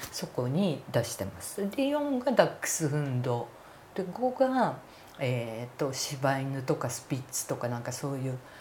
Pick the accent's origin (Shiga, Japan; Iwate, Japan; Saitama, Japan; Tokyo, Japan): Saitama, Japan; 私埼玉の生まれなんですが、はい、埼玉の生まれ住んだ隣の町が米軍キャンプがあったんです朝霞基地